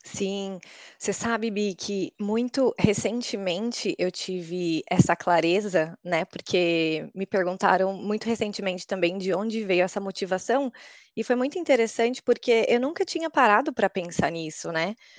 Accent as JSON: {"language": "Portuguese", "town": "Osasco", "region": "São Paulo", "country": "Brazil", "also_born_or_lived": "United States", "moved": "as an adult", "lives_now": "Budapest, Hungary", "said": "sou de Osasco, em São Paulo, e atualmente eu moro em Budapeste, na Hungria"}